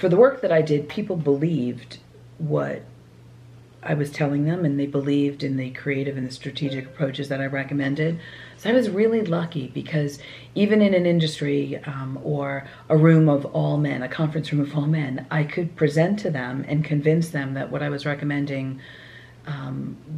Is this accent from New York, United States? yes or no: yes; Long Island, New York, United States; growing up on Long Island